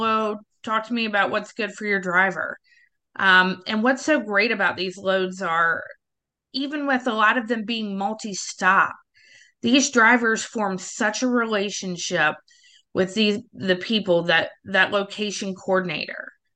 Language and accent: English; the South, United States; I'm from the South